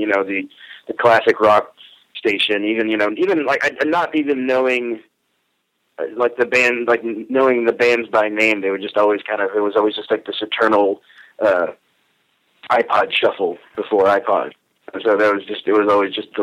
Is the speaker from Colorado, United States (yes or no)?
no; Pico Rivera, California, United States; moved away as an adult; I grew up in a suburb of Los Angeles called Pico Rivera